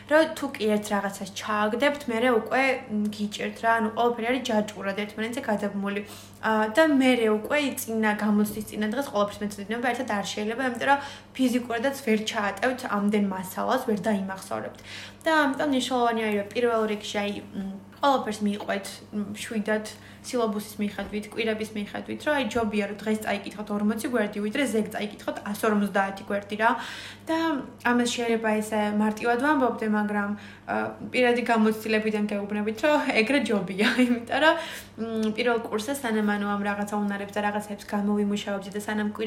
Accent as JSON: {"language": "Georgian", "town": "Batumi", "region": "Adjara", "country": "Georgia", "moved": "as an adult", "lives_now": "Tbilisi, Georgia", "said": "მე და ანმარია ბათუმიდან ვართ"}